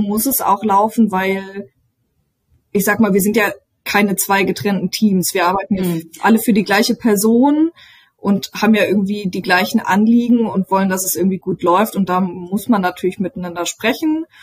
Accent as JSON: {"language": "German", "town": "Lüdenscheid", "region": "North Rhine-Westphalia", "country": "Germany", "tie": "born or raised there", "also_born_or_lived": "Duisburg", "moved": "yes", "lives_now": "Berlin, Germany", "said": "ich komme ursprünglich äh, aus Lüdenscheid, das heißt vom Rand des Ruhrgebiets"}